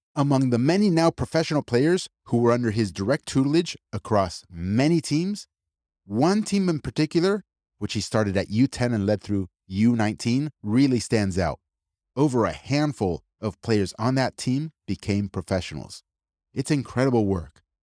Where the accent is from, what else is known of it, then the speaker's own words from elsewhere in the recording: United States; my entire family and extended families from Argentina, I mean, I was born and raised in the United States